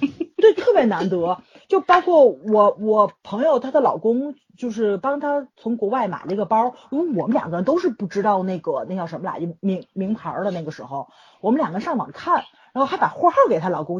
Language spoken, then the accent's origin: Chinese; Tianjin, China; 我是天津人嘛